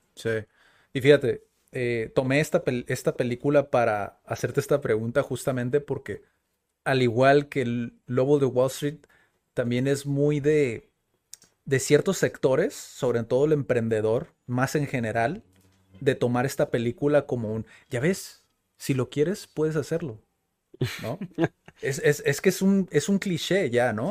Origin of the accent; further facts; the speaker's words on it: Mexico; Como buenos mexicanos.